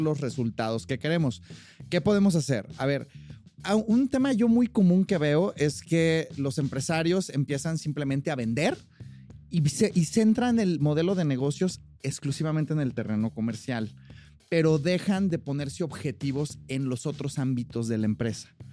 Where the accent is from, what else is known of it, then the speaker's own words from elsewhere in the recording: Mexico; also born or lived in United States; yo soy mexicano, pero estuve con residencia y mi green card por más de cinco años, entonces tramité ciudadanía